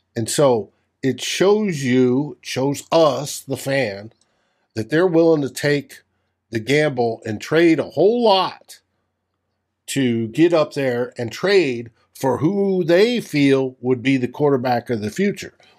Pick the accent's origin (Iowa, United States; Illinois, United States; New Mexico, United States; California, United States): New Mexico, United States; I grew up in New Mexico